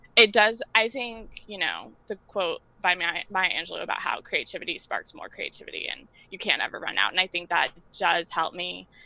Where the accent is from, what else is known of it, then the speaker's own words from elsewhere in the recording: New York City, New York, United States; I live and work in New York, and I'm from Queens, but I work in Manhattan